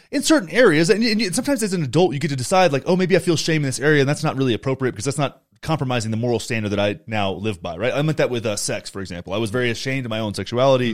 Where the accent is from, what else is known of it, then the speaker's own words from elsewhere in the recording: Graham, Texas, United States; moved away; my hometown, Graham, Texas